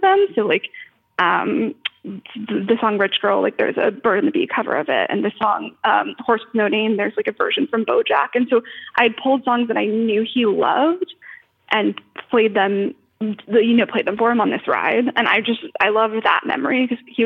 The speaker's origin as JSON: {"language": "English", "region": "Florida", "country": "United States", "moved": "yes", "lives_now": "Los Angeles, United States", "said": "I'm from Florida, which is a very big state."}